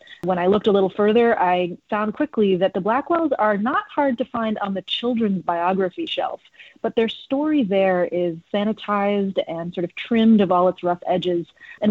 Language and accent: English; New York City, New York, United States; I grew up in New York City where they practiced.